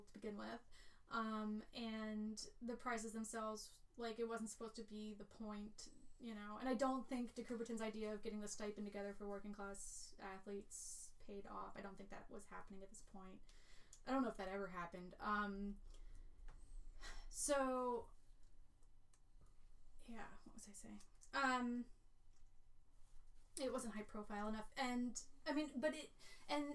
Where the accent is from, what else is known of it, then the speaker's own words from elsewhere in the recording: Latrobe, Pennsylvania, United States; Latrobe, Pennsylvania, my hometown